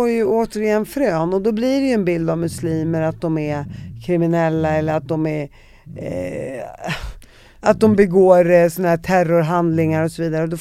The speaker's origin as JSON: {"language": "Swedish", "town": "Damascus", "country": "Syria", "tie": "born or raised there"}